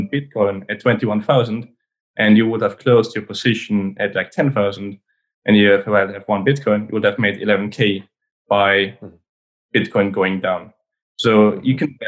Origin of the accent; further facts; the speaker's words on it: Switzerland; I'm born in Switzerland. I grew up in Switzerland and I studied in Switzerland.